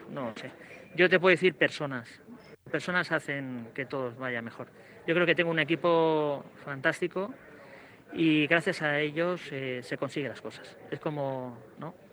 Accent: Alicante, Valencian Community, Spain; now in Murcia, Spain; ten en cuenta que yo soy de Alicante, con lo cual eh, Murcia estamos al lado, eh, los gustos eh, yo tengo familia en Murcia

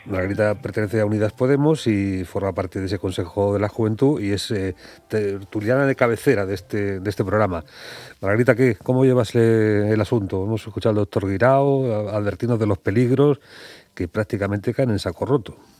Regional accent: Lorca, Region of Murcia, Spain; yo que soy de Lorca

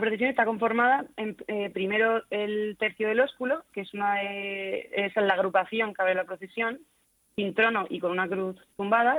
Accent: Cartagena, Region of Murcia, Spain; somos miles los cartageneros que rezamos y cantamos

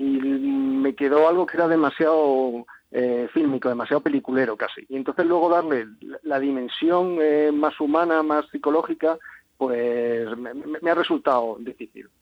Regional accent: Cádiz, Andalusia, Spain; soy de Cádiz, conozco bien la región y pues desde chiquitito tenía mucha, mucha fascinación por Gibraltar

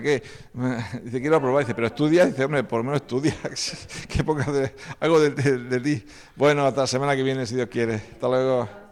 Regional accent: Las Torres de Cotillas, Region of Murcia, Spain; also born or lived in Vilanova de Sau, Barcelona; Los tres somos de, las torres de cotillas

